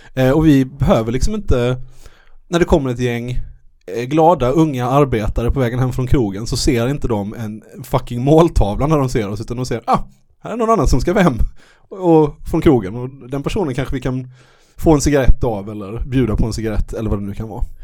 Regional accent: Malmö, Skåne, Sweden; när jag var liten eh, i Malmö

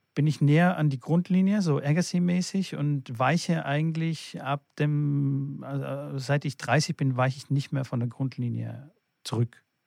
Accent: Fellbach, Baden-Württemberg, Germany; ich komme ja aus Stuttgart, aus äh, Fellbach-Schmieden

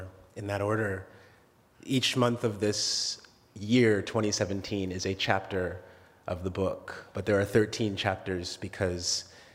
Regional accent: Oshawa, Ontario, Canada; also born or lived in Alberta; We moved from Alberta to Ontario when I was 5 years old and settled in Oshawa

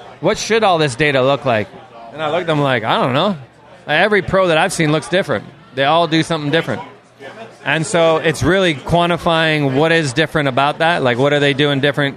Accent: Toronto, Ontario, Canada; I grew up in Toronto, Canada

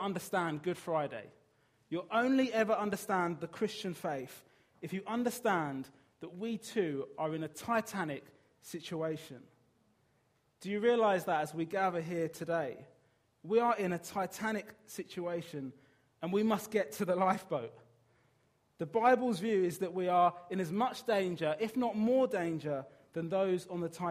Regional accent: Brighton, South East England, United Kingdom; moved away; I'm from Brighton

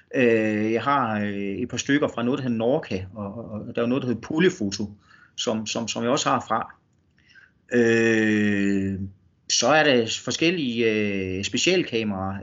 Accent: North Jutland, North Denmark Region, Denmark; moved away; en oprindelig nordjyde

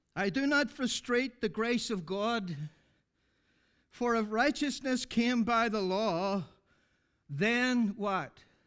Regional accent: Ireland; I'm from Ireland

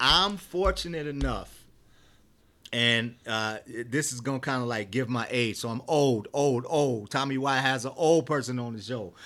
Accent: Detroit, Michigan, United States; moved away as an adult; now in Colorado, United States; I was born and raised in Detroit

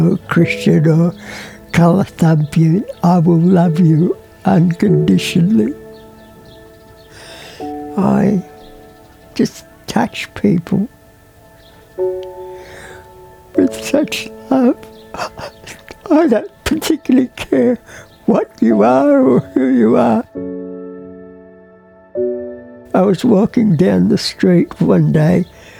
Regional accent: Beijing, China; born there; I was born in Beijing, China, to parents who were born in Russia.

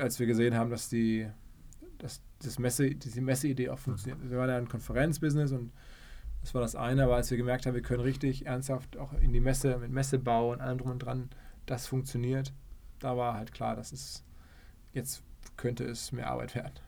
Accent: Essen, North Rhine-Westphalia, Germany; moved away as an adult; also born or lived in New York, United States; now in Hamburg, Germany; Ich komme aus dem Ruhrgebiet, bin in Essen geboren

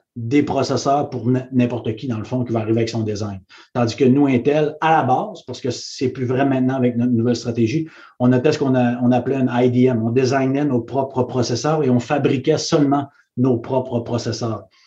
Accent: Saguenay, Quebec, Canada; moved away; je suis parti du Saguenay, puis euh, devenu président pour le, le Canada

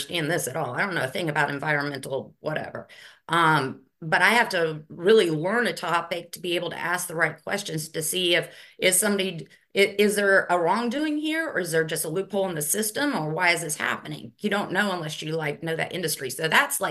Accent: Newnan, Georgia, United States; also born or lived in Miami, Florida / Greenville; now in Augusta, United States; I grew up in Noonan, Georgia, so Coweta County. So I'm a Georgia girl.

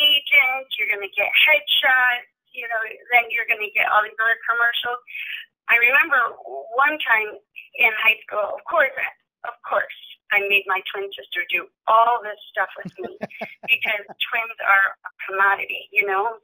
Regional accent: Chicago, Illinois, United States; I'm from, born and raised in Chicago, so this is my hometown.

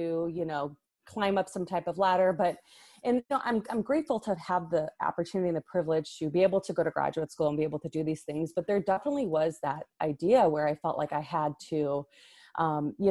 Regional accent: Hoffman Estates, Illinois, United States; now in Los Angeles, United States; I grew up in the northwest suburbs in Hoffman Estates near Schaumburg.

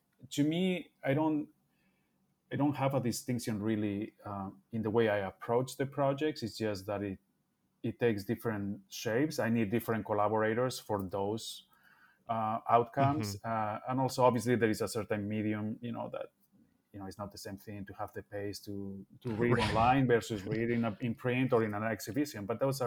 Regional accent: Bilbao, Basque Country, Spain; moved away as an adult; also born or lived in Barcelona, Spain; now in Chicago, United States; I grew up in Bilbao, but I studied architecture in Barcelona, as Bilbao didn't have an architecture school. So I moved there when I was 18

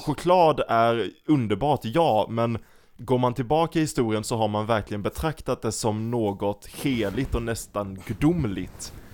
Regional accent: Sweden; jag är typiskt svensk

